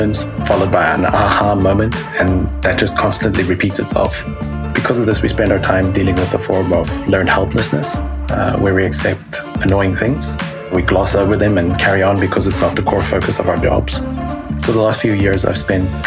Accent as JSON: {"language": "English", "country": "South Africa", "tie": "born or raised there", "said": "I was born in South Africa."}